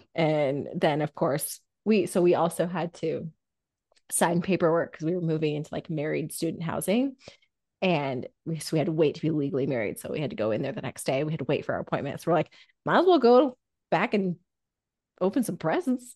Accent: Indiana, United States; Growing up in Indiana

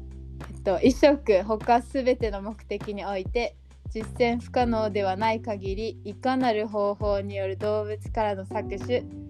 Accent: Ishigaki, Okinawa, Japan; 石垣島出身沖縄県在住です

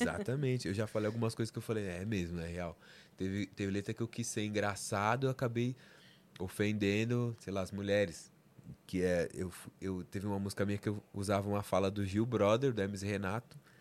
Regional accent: São Paulo, Brazil; Eu sou da, da Zona Norte, Vila Maria, né? Zona Norte, Zona Norte de São Paulo

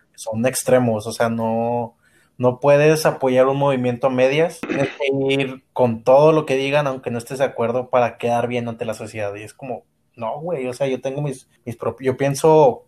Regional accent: Mexico; aquí en México

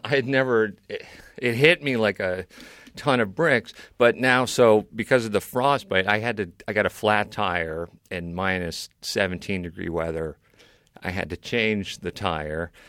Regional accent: New York City, New York, United States; now in Maine, United States; I was born in New York City.

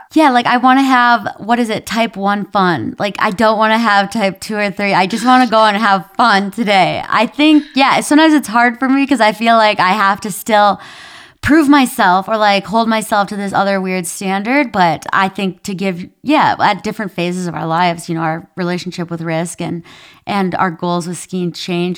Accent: Minnesota, United States; accent: Minnesotan; I grew up in Minnesota

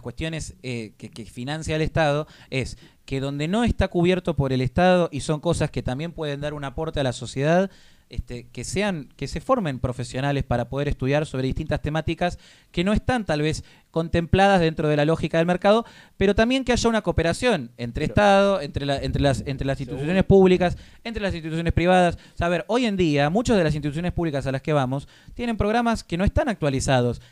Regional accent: Argentina; como argentino

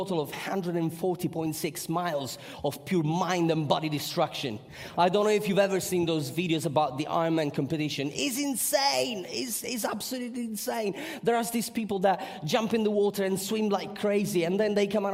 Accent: Sicily, Italy; I come from Sicily

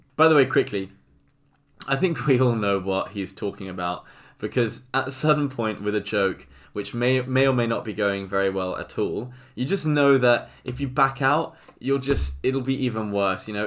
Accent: England, United Kingdom; I'm English.

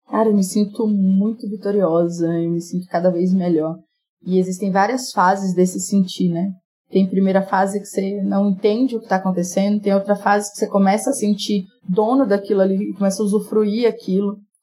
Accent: Itinga, Minas Gerais, Brazil; moved away; also born or lived in Rio de Janeiro; Eu sou do interior de Minas, uma cidade chamada Itinga, no Vale de Jequitinhonha

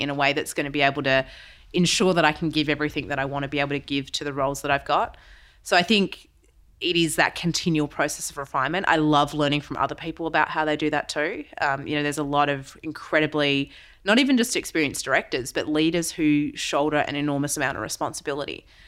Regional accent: Western Australia, Australia; now in Melbourne, Australia; I'm West Aussie originally

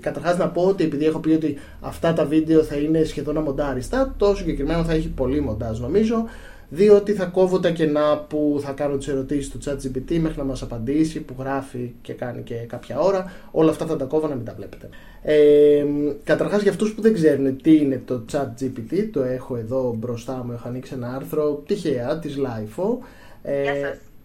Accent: Greece

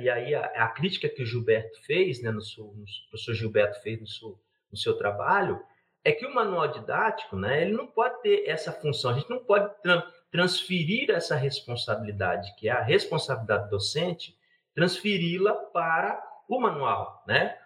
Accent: Campinas, São Paulo, Brazil; now in Minas Gerais, Brazil; eu, eu não sou mineiro de naturalidade, né? Agora eu estou mineiro, né? Eu, eu nasci em Campinas

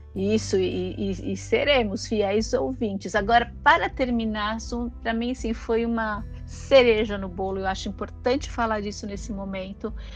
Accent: São Paulo, Brazil; eu sou de São Paulo, né, nasci e cresci ali no bairro do Brás

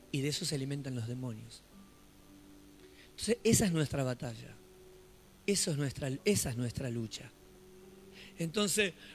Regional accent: Solano, Buenos Aires Province, Argentina; nosotros que somos de Solano, lo que es Solano, en esos días la ciudad estaba desierta

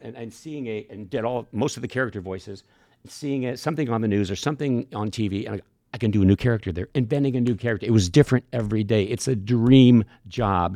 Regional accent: Cambridge, Illinois, United States; moved away as an adult; also born or lived in Chicago; between Cambridge, my hometown, and Moline

